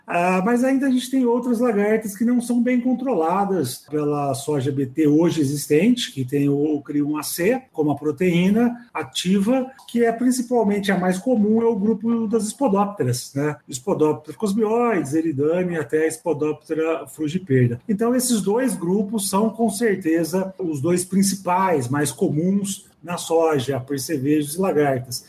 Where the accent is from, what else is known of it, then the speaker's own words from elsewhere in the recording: Espírito Santo do Pinhal, São Paulo, Brazil; also born or lived in Jaboticabal, São Paulo / Ribeirão Preto, São Paulo; na Faculdade de Espírito Santo do Pinhal, São Paulo, uma faculdade que eu morro de paixão por ela até hoje, na cidade onde eu nasci